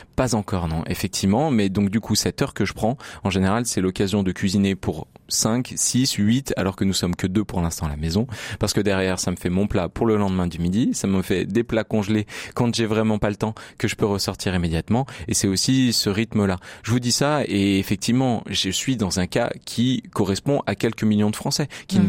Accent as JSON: {"language": "French", "town": "Grenoble", "region": "Auvergne-Rhône-Alpes", "country": "France", "said": "je suis grenoblois"}